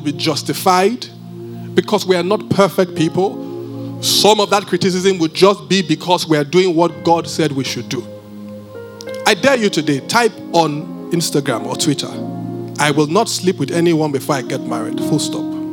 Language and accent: English; Benin; I'm from Benin